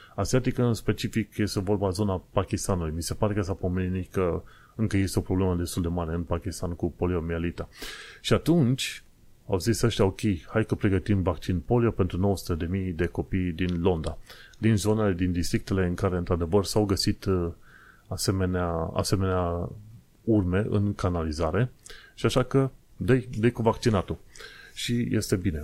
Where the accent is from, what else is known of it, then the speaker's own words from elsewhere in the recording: Romania; now in London, United Kingdom; noi ca români